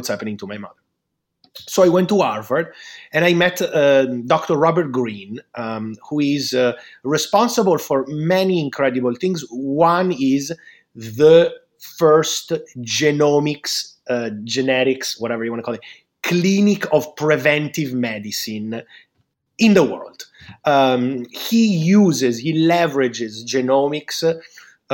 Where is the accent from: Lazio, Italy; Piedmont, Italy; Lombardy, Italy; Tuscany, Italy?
Lombardy, Italy; Milan; I'm from Milan